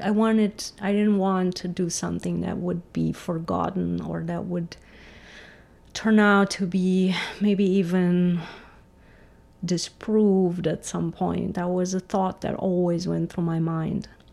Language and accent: English; Romania; English is a second language; moved away; also born or lived in Germany; I grew up in Romania